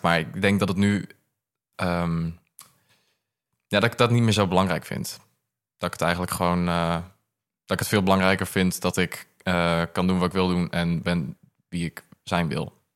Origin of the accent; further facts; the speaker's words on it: Groningen, Netherlands; ik kom uit Groningen